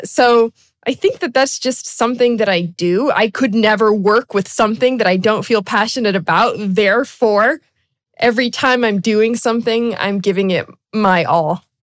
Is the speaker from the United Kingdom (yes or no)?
no; Brazil; I'm actually an expat kid. I was born and raised in South America in Brazil.